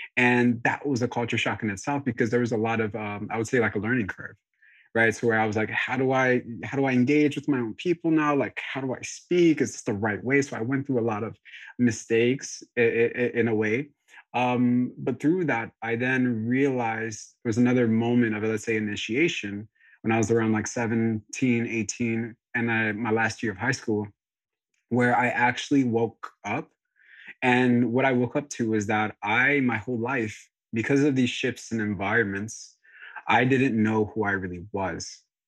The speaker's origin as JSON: {"language": "English", "country": "DR Congo", "tie": "born there", "said": "I was born in Congo, and at that time I was born in 94."}